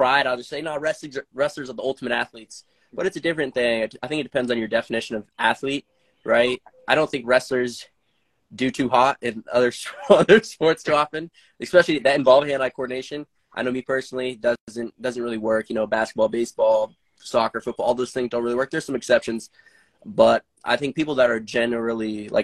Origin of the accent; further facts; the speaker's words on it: Arizona, United States; I grew up in Arizona